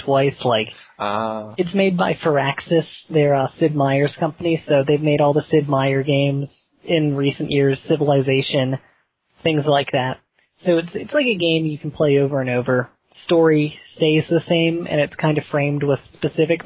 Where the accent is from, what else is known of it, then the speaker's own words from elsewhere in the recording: Central Pennsylvania, United States; I'm from Central PA